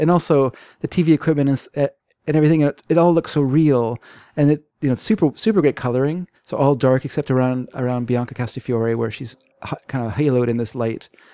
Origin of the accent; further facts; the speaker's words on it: Canada; I'm Canadian